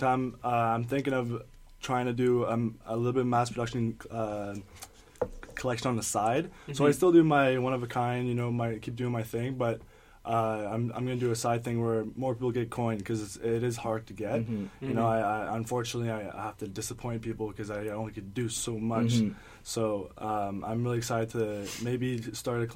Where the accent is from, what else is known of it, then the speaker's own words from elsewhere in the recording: Sudbury, Ontario, Canada; fashion's not like the first choice of a career where I'm from in Sudbury